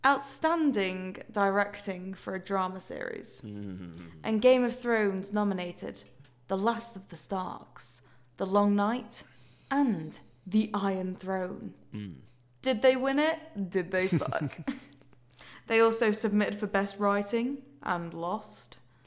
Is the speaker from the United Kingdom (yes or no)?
yes; Yorkshire and the Humber, United Kingdom; accent: Yorkshire; Oh, no, I can't. I've lost my Yorkshire accent.